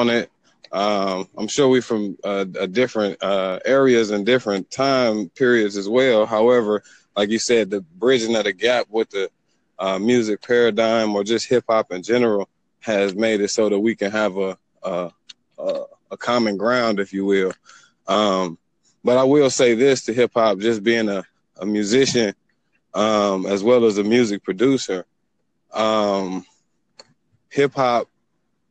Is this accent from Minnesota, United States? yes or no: no; Detroit, Michigan, United States; I'm from Detroit